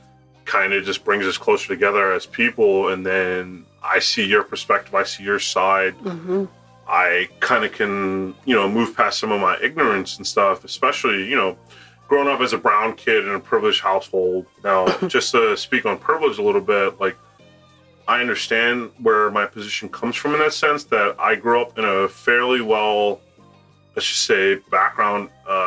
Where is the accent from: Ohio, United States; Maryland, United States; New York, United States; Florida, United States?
Maryland, United States; Owings Mills; also born or lived in Reisterstown, Maryland / Catonsville, Maryland; I originally grew up in Owings Mills, then moved to Reisterstown